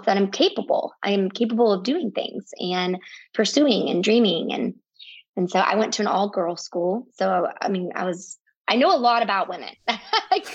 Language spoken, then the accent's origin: English; the South, United States; while I grew up in the South, both my parents are from the North.